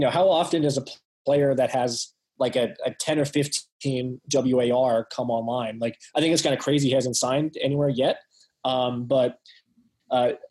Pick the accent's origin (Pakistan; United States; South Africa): United States; Pittsburgh, Pennsylvania; I was born and raised in Pittsburgh